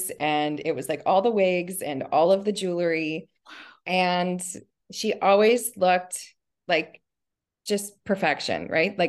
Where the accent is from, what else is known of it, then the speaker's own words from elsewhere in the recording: Nova Scotia, Canada; also born or lived in Ontario; So I was born in just outside of Toronto, Ontario, in Canada, and lived there until I was, I think it was like grade six. And then as a family, we moved to Nova Scotia, which is like far east.